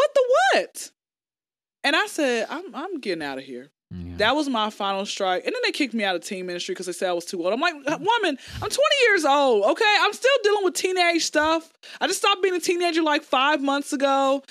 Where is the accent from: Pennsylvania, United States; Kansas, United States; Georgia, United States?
Georgia, United States; Atlanta